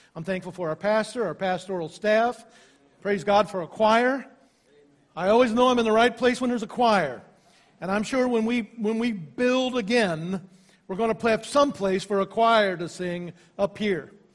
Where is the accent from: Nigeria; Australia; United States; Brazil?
United States; Ohio; moved away; also born or lived in West Virginia / Pensacola, Florida; I was also making preparation to start a church in my home state of Ohio.